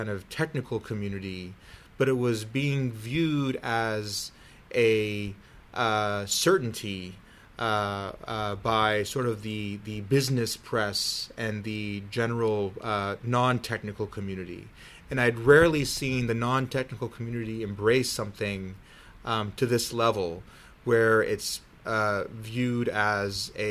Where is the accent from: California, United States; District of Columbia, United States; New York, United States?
California, United States; Silicon Valley; I grew up in Silicon Valley with a dad who was a big science fiction fan